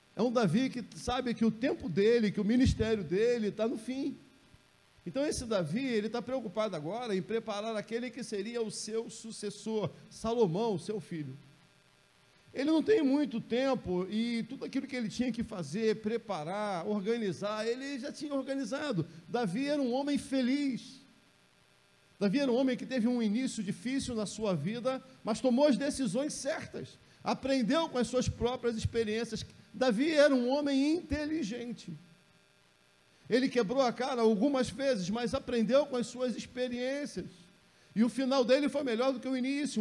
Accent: Rio de Janeiro, Brazil; also born or lived in São João de Meriti; eu nasci lá no Jacarezinho

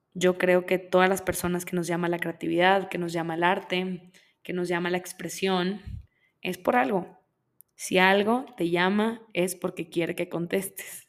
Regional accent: Monterrey, Nuevo León, Mexico; Yo soy de Monterrey, yo soy de Monterrey, Nuevo León, en México. Y vengo de un lugar donde crecí

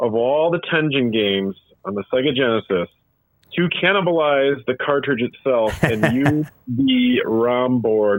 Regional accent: Waukegan, Illinois, United States; growing up in Waukegan, Illinois.

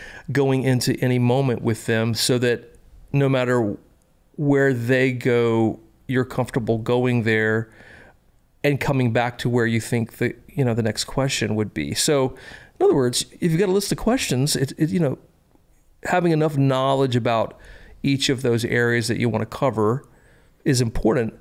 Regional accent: Columbia, South Carolina, United States; I was born in Columbia, South Carolina, home of the South Carolina Gamecocks

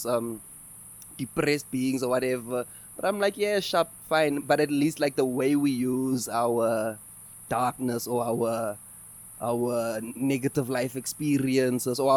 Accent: Eastern Cape, South Africa; moved away as an adult; now in Johannesburg, South Africa; before I came to Johannesburg, I'm from the Eastern Cape

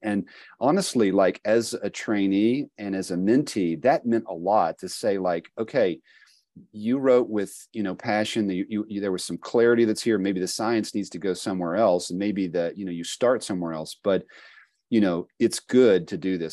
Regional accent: Appalachia, United States; I was born and have lived most of my life in the Appalachian Midwest region of the country here

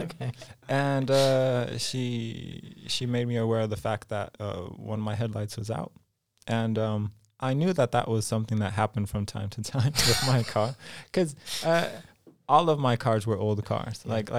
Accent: Los Angeles, California, United States; also born or lived in Poland; Oh, so in a nutshell, I was born in Poland. {S0} Yeah. {S1} But when I was five-ish, my family moved to Los Angeles. Mm-hmm. So I lived about 20 years in California. Also lived a little in Mexico and Vancouver, Canada.

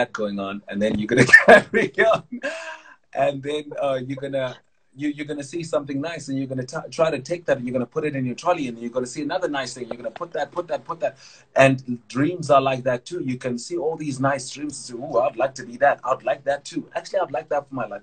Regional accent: Vanderbijlpark, Gauteng, South Africa; also born or lived in Tsomo, Eastern Cape; I grew up in the Val, Vanderbilt Park, Sebokeng. You know, I'm originally from Tsomo, Eastern Cape, in the villages, that side. That's where family is from.

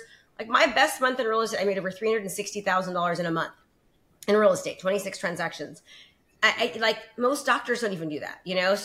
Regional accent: Concord, California, United States; also born or lived in Antioch, California / Brentwood, California; now in Discovery Bay, United States; In the Bay Area. I was raised in Concord, California

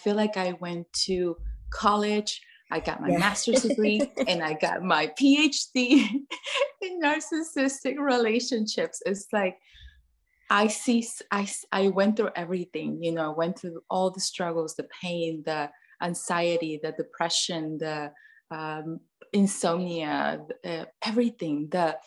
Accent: Mexico; moved away as an adult; now in United States; I grew up in Mexico, born and raised there, moved to the US when I was 18.

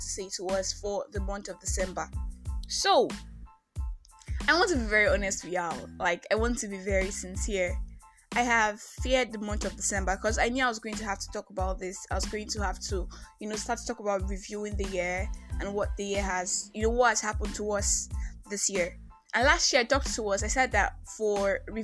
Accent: Nigeria; I'm that Nigerian Christian talkaholic

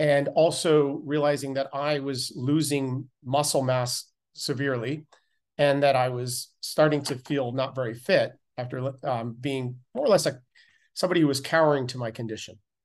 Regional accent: Canada; growing up in Canada, I was a competitive cyclist

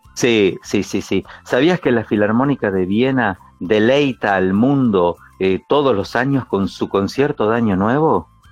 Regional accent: Pehuajó, Buenos Aires Province, Argentina; soy del campo, que soy de Peguajó

